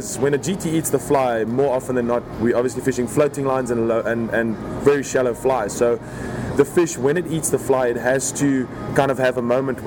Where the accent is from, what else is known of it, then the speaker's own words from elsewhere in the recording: South Africa; moved away as an adult; Born and raised in South Africa